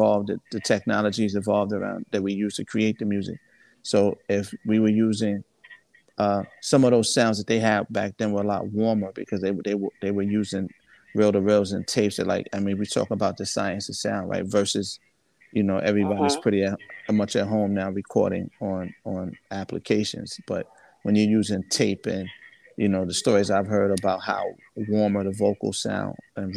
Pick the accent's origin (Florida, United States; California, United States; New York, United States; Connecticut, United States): New York, United States; New Rochelle; also born or lived in Mount Vernon, New York / Virginia; I'm from Mount Vernon. I grew up in New Rochelle. Well, Mount Vernon, New Rochelle, and I spent some time in VA